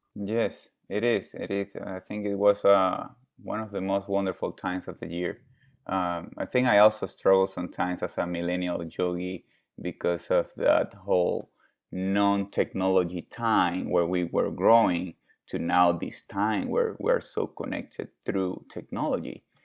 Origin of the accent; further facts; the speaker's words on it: Venezuela; now in United States; I was born in Venezuela. I'm Venezuelan, Italian, Lithuanian.